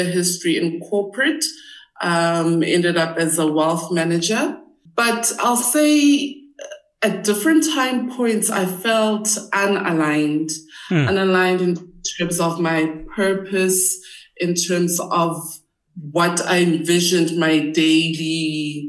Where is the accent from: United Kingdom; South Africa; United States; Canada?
South Africa; Gauteng; I grew up in and around Gauteng